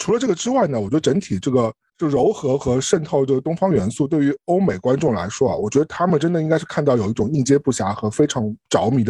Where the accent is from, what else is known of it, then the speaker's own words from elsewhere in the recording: China; 特别是作为一个我们中国人的这样一个身份在这里啊